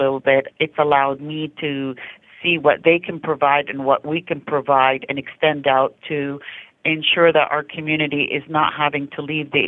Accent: Canada; also born or lived in Lancaster-Palmdale area; now in United States; I'm Canadian originally

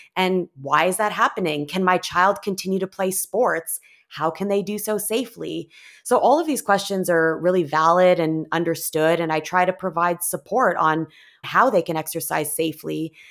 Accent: Canada; moved away as an adult; now in Bay Area, United States; I was originally from Canada and moved to the U S

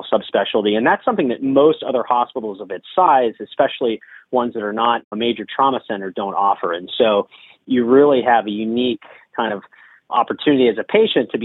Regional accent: Mount Lebanon, Pennsylvania, United States; also born or lived in Philadelphia, Pennsylvania / New York; bring the things I've learned throughout medical school and training back to my hometown

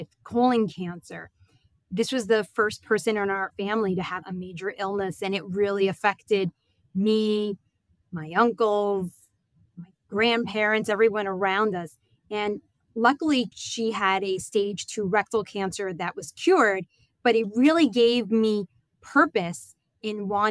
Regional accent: New York, United States; I am from New York, born and raised

